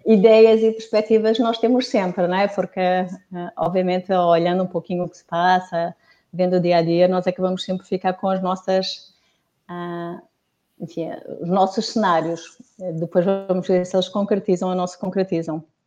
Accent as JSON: {"language": "Portuguese", "country": "Portugal", "said": "eu sou portuguesa"}